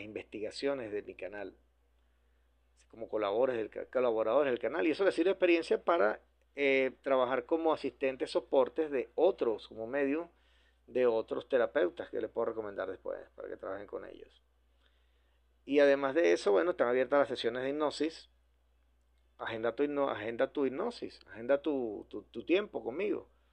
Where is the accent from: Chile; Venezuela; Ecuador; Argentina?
Venezuela; Yo seguiré en Venezuela, en mi centro de operaciones, aquí seguiré en mi país trabajando